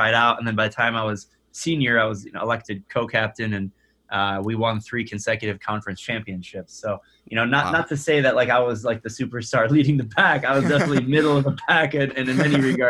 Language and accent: English; suburb north of Detroit, Michigan, United States; I am from Michigan, born and raised, and I'm from actually a suburb just north of Detroit